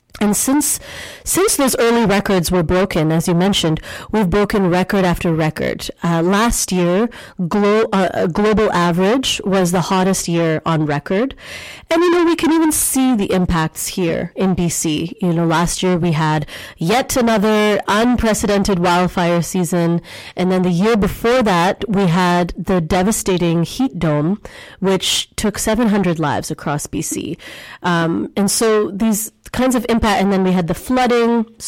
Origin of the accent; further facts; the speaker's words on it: India; born there; I was born in India also.